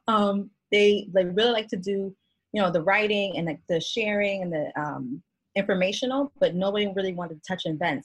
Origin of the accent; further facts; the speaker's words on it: Connecticut, United States; moved away as an adult; also born or lived in Miami, Florida / Boston, Massachusetts; now in Maryland, United States; I'm originally from Connecticut, actually, born and raised